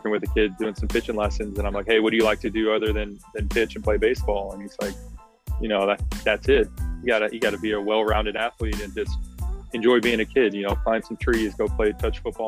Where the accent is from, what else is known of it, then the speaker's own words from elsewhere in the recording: Oakland, California, United States; I grew up in Oakland, California